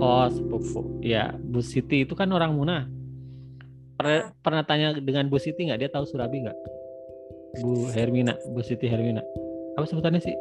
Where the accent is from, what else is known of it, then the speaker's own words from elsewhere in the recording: Bogor, West Java, Indonesia; moved away; di kampung saya di Bogor